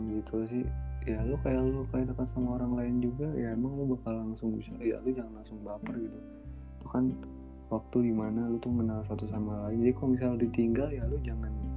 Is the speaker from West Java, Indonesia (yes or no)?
yes; West Java, Indonesia; gue orang Sunda